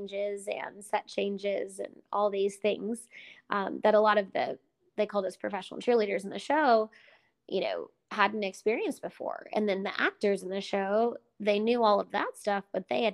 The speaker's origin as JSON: {"language": "English", "town": "Dallas", "region": "Texas", "country": "United States", "tie": "born or raised there", "said": "growing up in Dallas, you're kind of forced to be a Cowboys fan"}